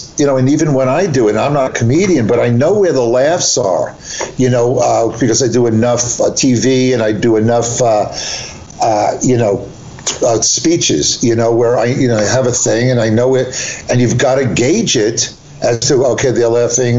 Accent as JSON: {"language": "English", "area": "Long Island", "region": "New York", "country": "United States", "tie": "born or raised there", "also_born_or_lived": "Woodmere / Wantagh", "moved": "yes", "lives_now": "New Jersey, United States", "said": "We grew up on Long Island"}